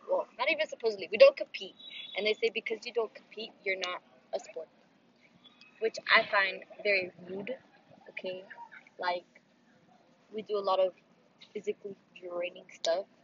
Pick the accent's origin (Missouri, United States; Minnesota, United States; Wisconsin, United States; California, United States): California, United States; Oh, we're from California.